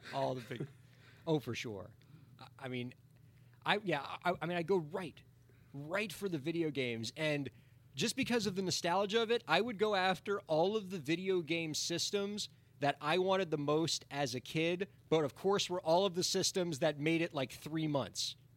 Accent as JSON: {"language": "English", "town": "Miami", "region": "Florida", "country": "United States", "tie": "born or raised there", "said": "I grew up in Miami, and I'm still here in Miami"}